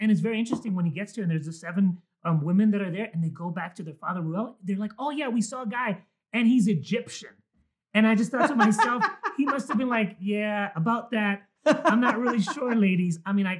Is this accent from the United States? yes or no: no; Mexico; born there; I was born in Mexico, so I have a Mexican birth certificate.